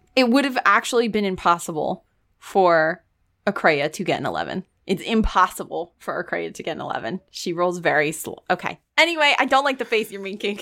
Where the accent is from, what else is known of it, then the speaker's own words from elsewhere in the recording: United States; I'm an American